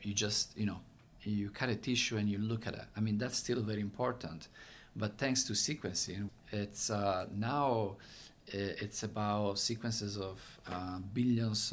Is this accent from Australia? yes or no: no; Italy; accent: Italian; English is a second language; moved away as an adult; now in United States; I'm from Italy. You probably can tell from my very thick accent.